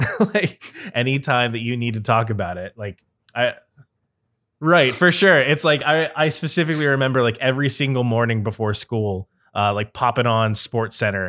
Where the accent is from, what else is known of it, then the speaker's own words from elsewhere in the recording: Cincinnati, Ohio, United States; growing up in Cincinnati